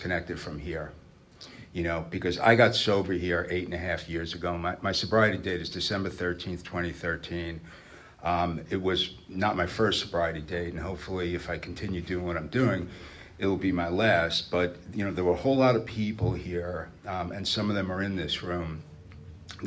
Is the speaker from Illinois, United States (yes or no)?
no; New York City, New York, United States; moved away; I'm not from here originally. I grew up in New York. I was born in Brooklyn